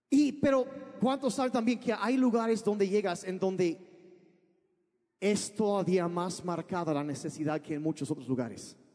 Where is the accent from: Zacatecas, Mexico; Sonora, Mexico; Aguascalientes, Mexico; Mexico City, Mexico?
Sonora, Mexico; also born or lived in United States / Sinaloa; Yo crecí, ah, nací en Estados Unidos, pero cuando yo tenía cuatro años de edad, mis papás se vinieron a México. Y, y vivimos en el norte de México, en lo que es Sonora y Sinaloa